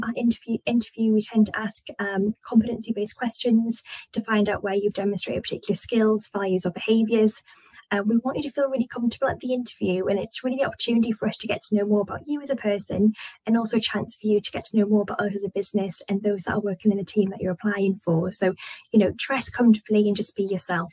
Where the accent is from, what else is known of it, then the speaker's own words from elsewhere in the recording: Newcastle upon Tyne, North East England, United Kingdom; I'm from the northeast. I'm from Newcastle